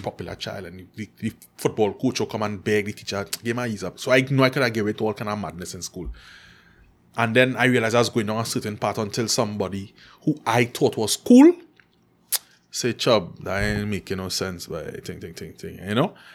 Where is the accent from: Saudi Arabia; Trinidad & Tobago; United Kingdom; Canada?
Trinidad & Tobago; she and I grew up in McQuire.